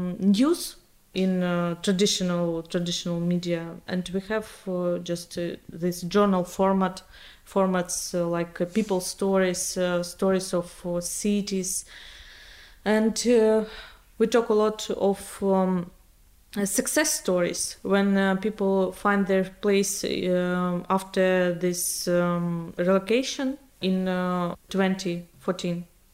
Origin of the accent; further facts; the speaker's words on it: Bakhmut, Donetsk Oblast, Ukraine; English is a second language; I'm a Ukrainian journalist. I used to live in the east of Ukraine all my life. So my hometown, Bakhmut, is now in the front line.